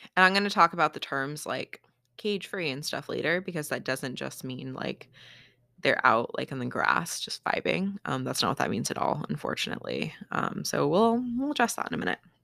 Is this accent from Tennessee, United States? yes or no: no; Battle Ground, Washington, United States; my hometown of Battleground, Washington